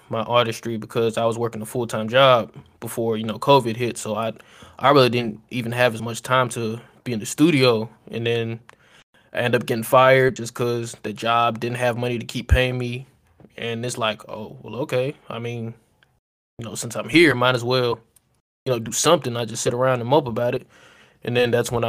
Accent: Cleveland, Ohio, United States; moved away; I'm from Cleveland, Ohio. We're just moving down here

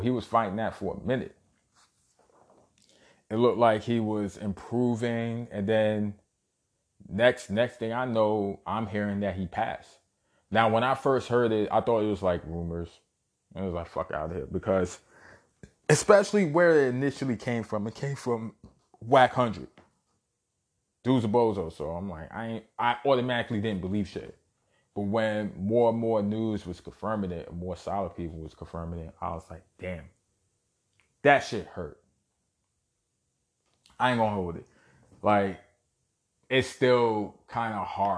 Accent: New York City, New York, United States; born and raised in Brooklyn, New York.

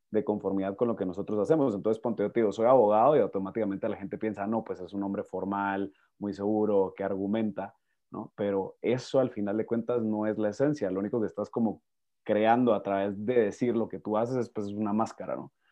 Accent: Guatemala; Sí, soy de Guatemala. Ahí van, van a ver cómo mi acento poquito a poco va migrando, se mexicaniza, luego se pierde.

